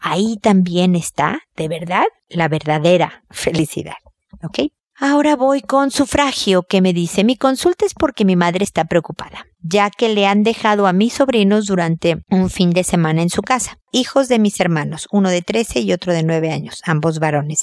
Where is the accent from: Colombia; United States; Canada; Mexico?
Mexico; now in Chile; soy mexicana